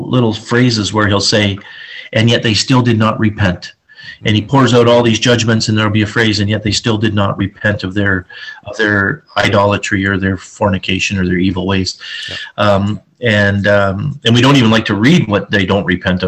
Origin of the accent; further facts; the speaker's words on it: Ontario, Canada; now in British Columbia, Canada; being from Ontario